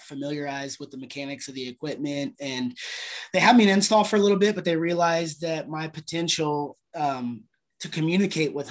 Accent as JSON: {"language": "English", "region": "Ohio", "country": "United States", "tie": "born or raised there", "also_born_or_lived": "Jacksonville, Florida", "moved": "as an adult", "said": "I come from Ohio. You know, I grew up in Ohio"}